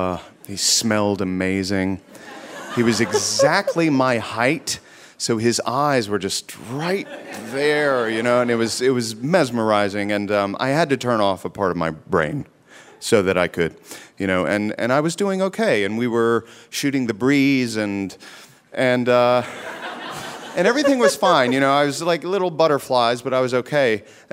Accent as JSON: {"language": "English", "region": "North Carolina", "country": "United States", "tie": "born or raised there", "moved": "yes"}